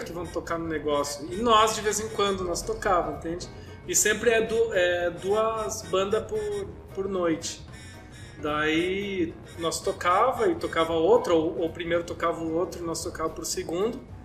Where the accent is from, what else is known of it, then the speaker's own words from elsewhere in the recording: South Region, Brazil; a gente é do Sul, mas a gente é brasileiro